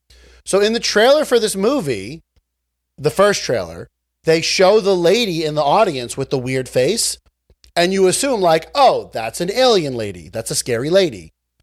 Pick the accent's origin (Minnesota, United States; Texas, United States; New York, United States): New York, United States; we're from New York.